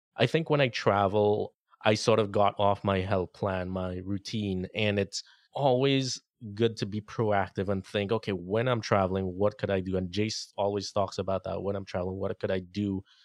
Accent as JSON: {"language": "English", "country": "Trinidad & Tobago", "moved": "yes", "said": "my home country"}